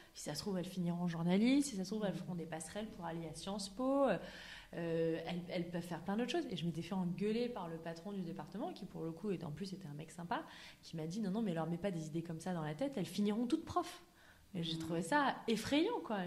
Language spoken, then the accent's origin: French; Auvergne-Rhône-Alpes, France; moved away as an adult; also born or lived in United States; j'ai grandi en Auvergne